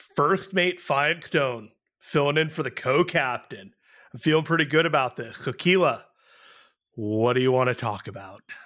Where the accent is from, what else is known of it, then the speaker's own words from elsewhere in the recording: San Jose, California, United States; I am from San Jose